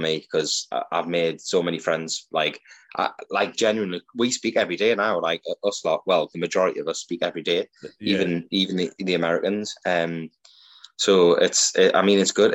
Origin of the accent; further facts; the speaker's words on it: Newcastle upon Tyne, North East England, United Kingdom; accent: Geordie; I'm from Newcastle